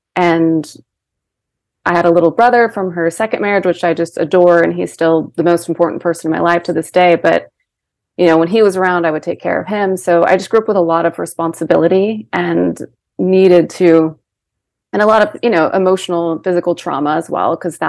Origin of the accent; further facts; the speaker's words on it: Seattle, Washington, United States; born there; I was born in Washington, in Seattle, Washington.